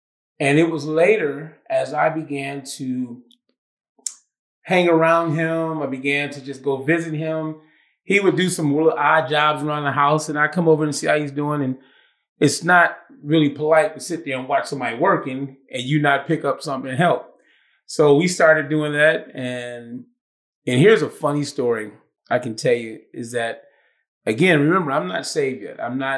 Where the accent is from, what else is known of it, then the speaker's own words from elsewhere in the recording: Cleveland, Ohio, United States; moved away as an adult; also born or lived in Tiffin, Ohio / Michigan; I started off born and raised in Cleveland, Ohio.